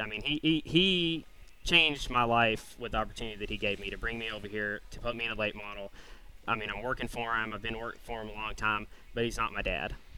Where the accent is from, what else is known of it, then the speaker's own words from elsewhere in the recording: Tennessee, United States; moved away; I grew up racing in Tennessee